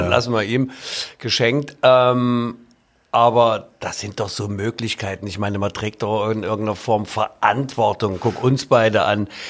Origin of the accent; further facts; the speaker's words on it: Leipzig, Saxony, Germany; als Leipziger